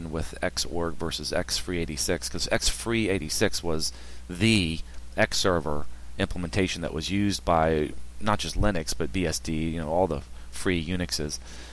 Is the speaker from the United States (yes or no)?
yes; Richmond, Virginia, United States; now in Hampton Roads, United States; I'm from Richmond